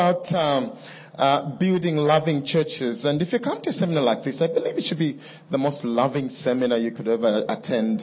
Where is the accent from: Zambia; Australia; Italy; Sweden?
Zambia; Kitwe, Copperbelt Province; also born or lived in United Kingdom; now in Kitwe, Zambia; Kitwe, which is my hometown